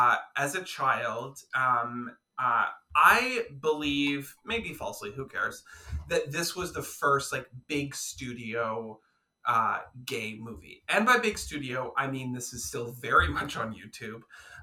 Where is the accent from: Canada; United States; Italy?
Canada; as two Canadian queens